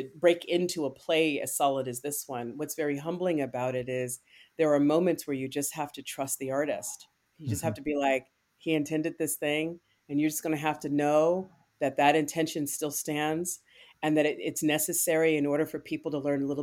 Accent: Bay Area, California, United States; I grew up in the Bay Area

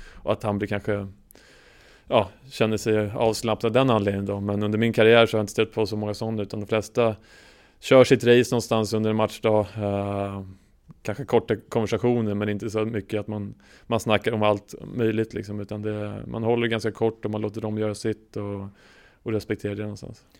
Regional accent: Sweden; som svensk

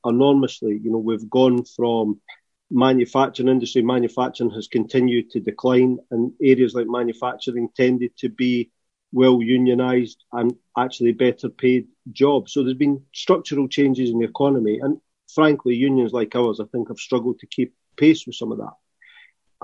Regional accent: Scotland, United Kingdom; accent: Scottish; you tell by my accent, I'm Scottish.

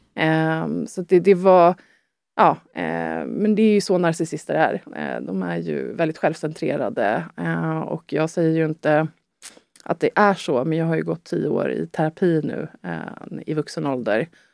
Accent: Sweden; also born or lived in France; det är mitt hemland

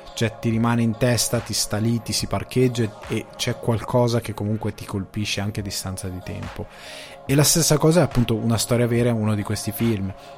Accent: Crema area, Lombardy, Italy; da dove vengo io? Eh, Cremasco, zona Cremasca

